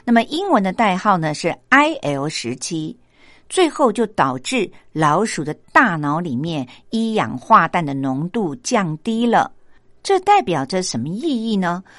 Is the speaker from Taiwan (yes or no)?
yes; Taiwan; 而我们台湾人的饮食习惯呢，使我们盐分的摄取量真的会比西方人来得高。